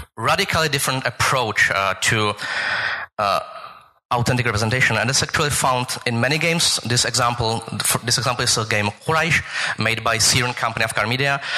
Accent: Prague, Czechia; I'm from Prague

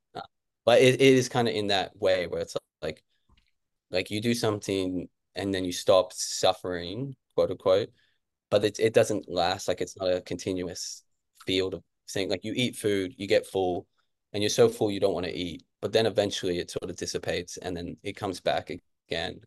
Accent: Canberra, Australian Capital Territory, Australia; moved away as an adult; also born or lived in Kentucky, United States; now in Brisbane, Australia; I grew up in Canberra, it's actually a pretty chill place

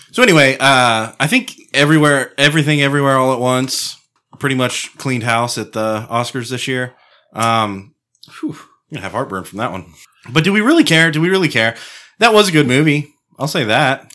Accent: Apache Shores, Texas, United States; I grew up in the hood, dude. I grew up in Apache Shores

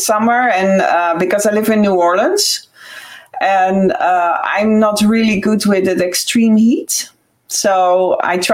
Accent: Netherlands; moved away as an adult; also born or lived in United States; now in Ireland; I'm Dutch, so I'm from the Netherlands, but I have a house here on the West Coast

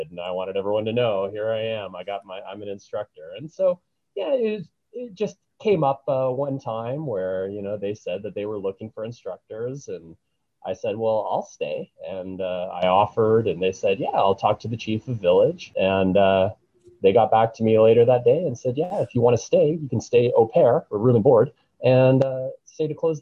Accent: Canada; also born or lived in New Zealand / Vancouver; when they heard my accent, and, you know, they knew I was from Canada

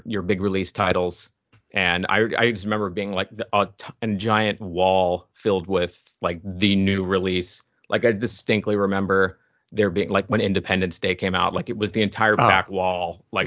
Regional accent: Fort Lauderdale, Florida, United States; I grew up in Southeast Florida, so down by like the Fort Lauderdale area

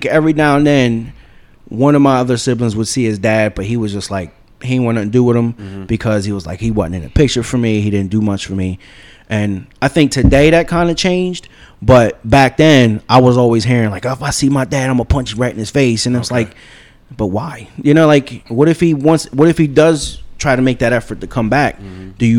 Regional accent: Jersey City, New Jersey, United States; I was born in Jersey City.

